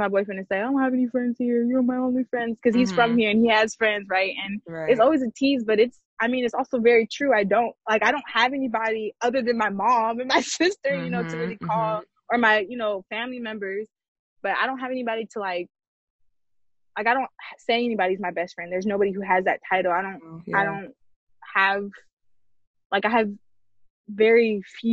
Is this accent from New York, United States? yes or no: no; Georgia, United States; also born or lived in San Diego, California / Long Beach, California; now in California, United States; I am from here, but I was raised in Georgia. That's Georgia, home to me